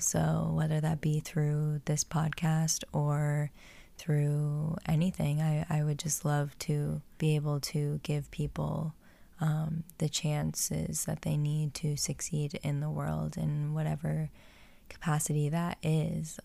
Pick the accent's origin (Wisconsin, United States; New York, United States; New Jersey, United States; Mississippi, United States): New Jersey, United States; I grew up in New Jersey